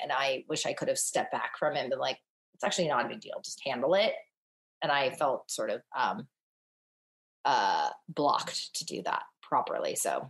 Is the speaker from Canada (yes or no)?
no; northern China, China; And we're both from Northern China. We're just 2 years apart.